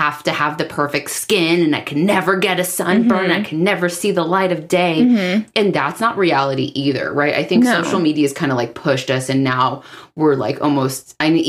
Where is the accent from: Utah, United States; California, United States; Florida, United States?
California, United States; Southern; We grew up in Southern California